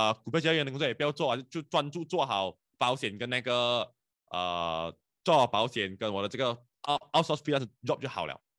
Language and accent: Chinese; Penang, Malaysia; 然后你知道我是槟城人来的，所以槟城人特别不喜欢来 KL 做工的。